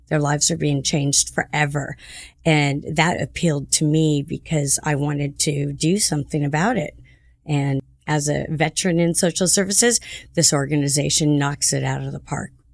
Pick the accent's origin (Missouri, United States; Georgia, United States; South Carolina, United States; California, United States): California, United States; Santa Ana; I'm from Santa Ana, too